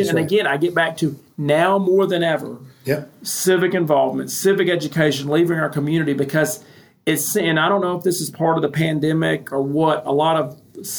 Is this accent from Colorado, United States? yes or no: no; Alabama, United States; I was born and raised here in Alabama, and I got a plot at the local cemetery. I'm not going anywhere. Love my state and love my community.